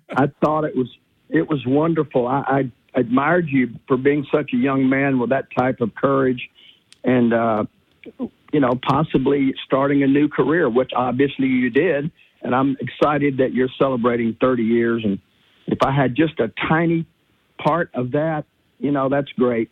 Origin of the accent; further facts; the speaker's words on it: Louisiana, United States; Louisiana, my home state